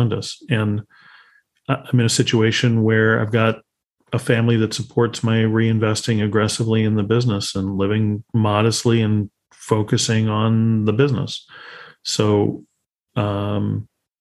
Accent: Chicago, Illinois, United States; I come from Chicago

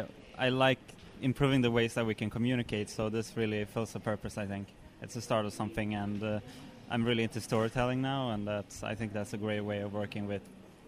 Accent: Stockholm, Stockholm County, Sweden; I'm from Sweden, in Stockholm.

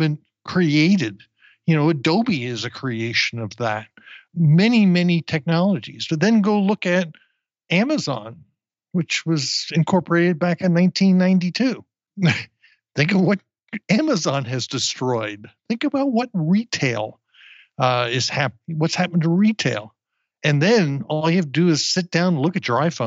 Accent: New Jersey, United States; now in Austin, United States; I grew up in New Jersey

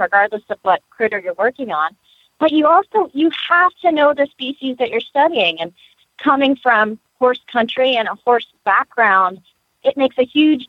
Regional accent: Lexington, Kentucky, United States; now in Gainesville, United States; I was born in Lexington

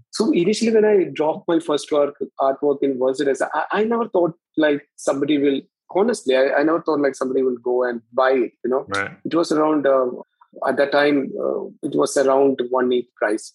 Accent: Kerala, India; I'm from India, and to be geographically in the southernmost state of India

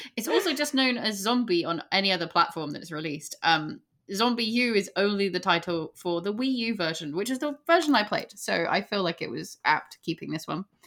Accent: England, United Kingdom; we're English

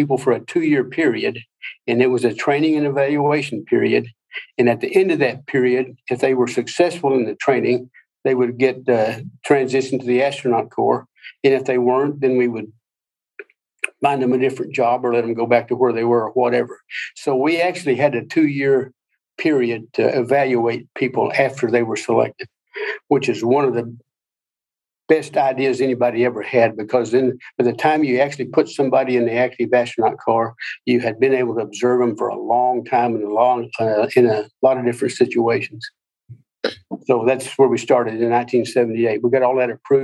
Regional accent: southern Oklahoma, United States; moved away as an adult; I grew up in the oil patch in southern Oklahoma

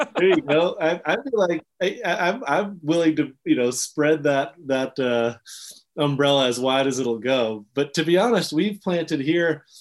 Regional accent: Jackson, Wyoming, United States; I grew up in this town that throws a lot of different things at you.

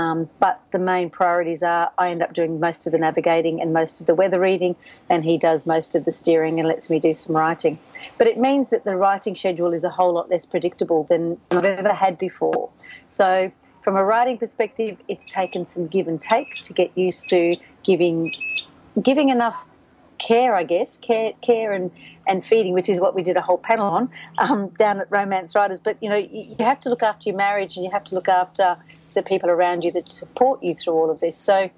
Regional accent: Canada; born there; My mother gave me a slightly awkward name because I was born in Canada.

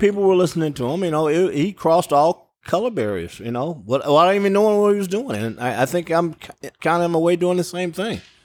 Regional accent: Cape Girardeau, Missouri, United States; moved away; my hometown of, uh, Cape Girardeau

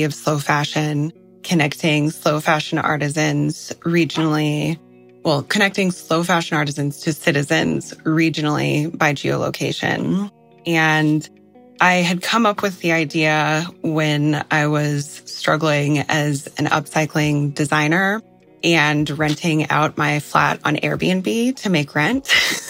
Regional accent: Red Cliff, Colorado, United States; I am from Red Cliff, Colorado, raised on Ute land.

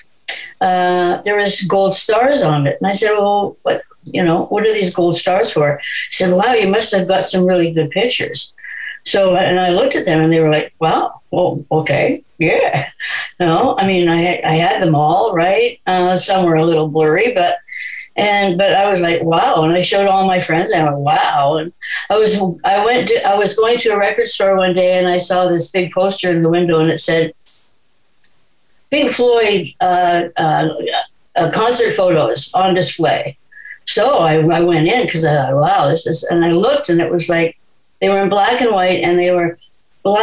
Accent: Vancouver, British Columbia, Canada; I was born in Vancouver. One of the few, I think.

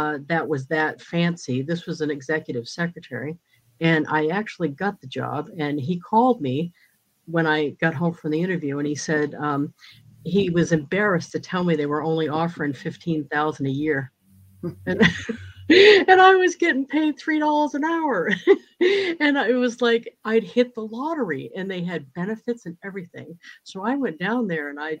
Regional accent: New England, United States; moved away as an adult; also born or lived in Mississippi / South Carolina; now in New Hampshire, United States; I'm originally from New England

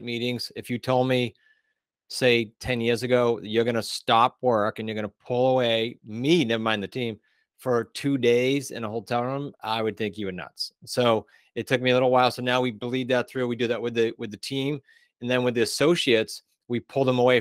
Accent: New England, United States; We are from New England

